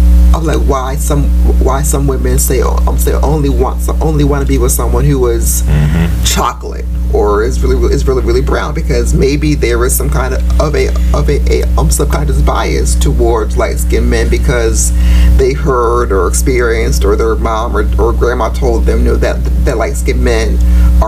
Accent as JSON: {"language": "English", "region": "Southern Maryland", "country": "United States", "tie": "born or raised there", "said": "me growing up in Southern Maryland"}